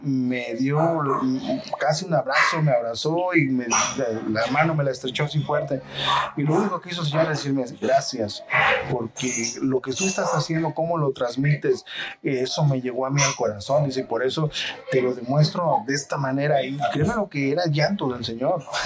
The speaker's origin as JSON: {"language": "Spanish", "town": "Xalapa", "region": "Veracruz", "country": "Mexico", "tie": "born or raised there", "said": "yo soy de aquí de Jalapa, soy originario de aquí de Jalapa"}